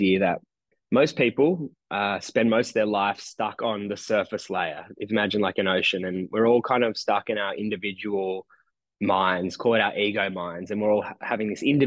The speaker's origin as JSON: {"language": "English", "town": "Nowra", "region": "New South Wales", "country": "Australia", "tie": "born or raised there", "also_born_or_lived": "New York", "moved": "as an adult", "lives_now": "Nowra, Australia", "said": "my hometown of Nowra on the south coast of New South"}